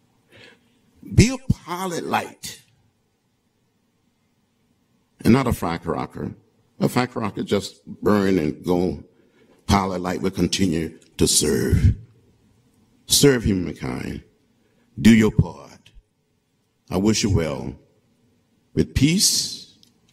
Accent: Troy, Alabama, United States; When I was growing up outside of Troy, Alabama, 50 miles from Montgomery, on that farm

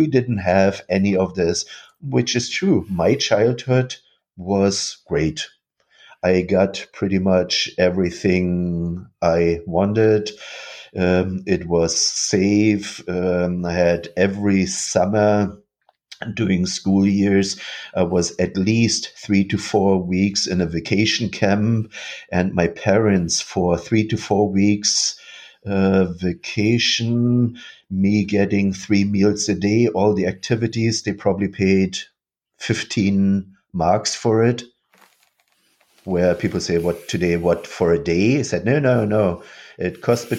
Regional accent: Rostock, Mecklenburg-Vorpommern, Germany; moved away; also born or lived in Dresden; moved from Dresden to Rostock, so directly at the Baltic Sea. And this is where I grew up

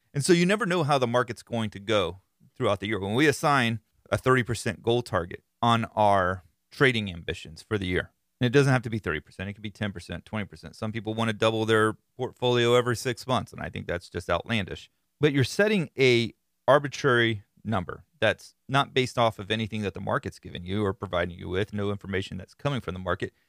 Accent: Florida, United States; I am from Florida

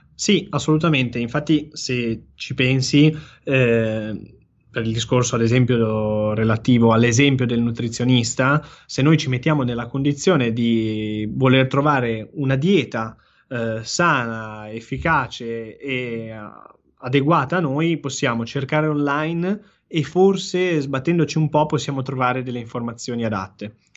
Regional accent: Genoa, Liguria, Italy; da genovese

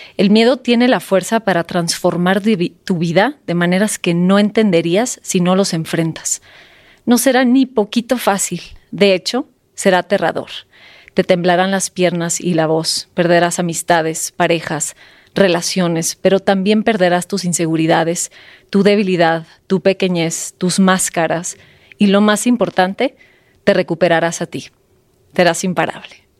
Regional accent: Sonora, Mexico; moved away as an adult; now in Mexico City, Mexico; yo soy sonorense, yo nací en un pueblito en Sonora y eh, a los 20 años me vine a la Ciudad de México

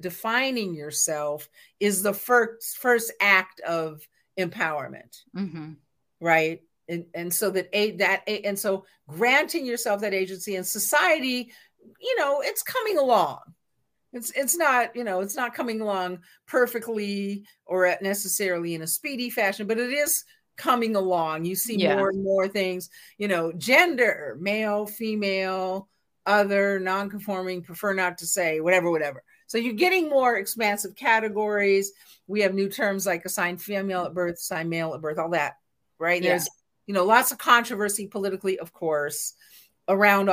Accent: West Coast, United States; I'm from the West Coast. I grew up actually a very LGBTQIA environment

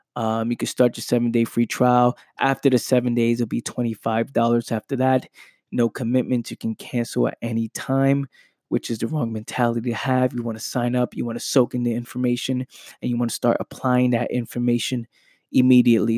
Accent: New York City, New York, United States; Growing up in the Bronx

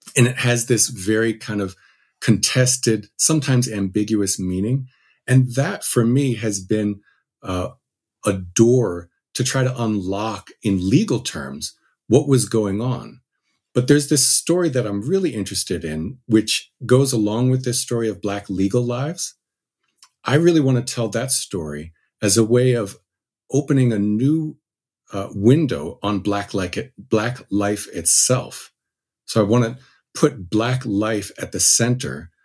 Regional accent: New Jersey, United States; I grew up in New Jersey

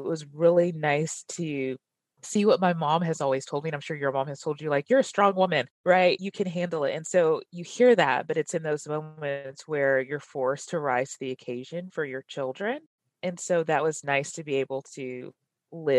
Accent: Dallas, Texas, United States; I'm originally from Dallas and I live here today with my husband, Mike

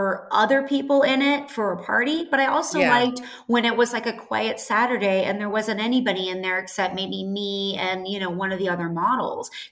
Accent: Scottsdale, Arizona, United States; I'm originally from Scottsdale, Arizona. So, you know, everyone has a swimming pool

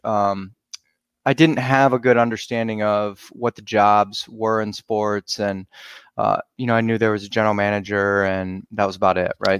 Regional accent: Cleveland, Ohio, United States; I grew up around Cleveland

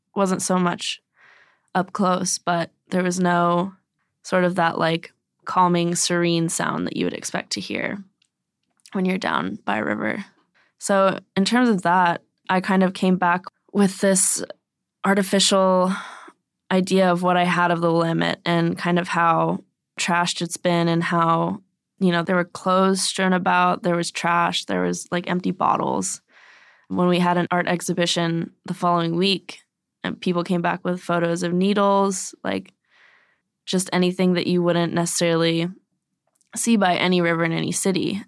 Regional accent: Texas, United States; now in Oregon, United States; I was born in Texas, like, hundred, thousands of miles away from this

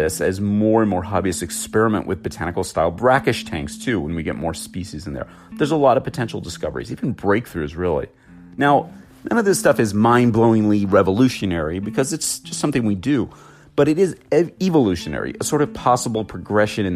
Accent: Los Angeles, California, United States; I'm an LA boy. I was born in Southern California, born and raised here.

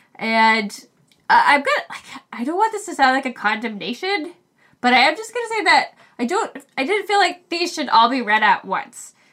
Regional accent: Maine, United States; we're both from Maine. And so even though we grew up in Maine

